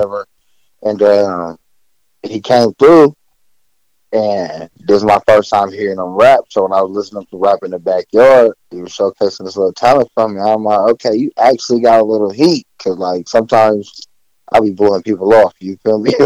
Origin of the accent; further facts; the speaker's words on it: Oakland, California, United States; now in Las Vegas, United States; Oakland raised me, you feel me, real Bay Boy out here